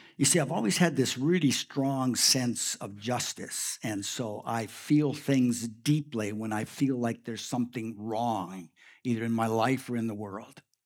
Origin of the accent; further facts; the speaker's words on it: Saskatchewan, Canada; also born or lived in Prince Albert, Saskatchewan; We, both my wife and I grew up in Saskatchewan.